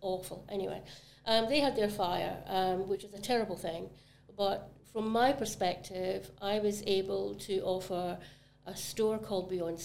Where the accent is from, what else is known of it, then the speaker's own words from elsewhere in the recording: Glasgow, Scotland, United Kingdom; now in Barbados; Glasgow was my city in Scotland, that was my local city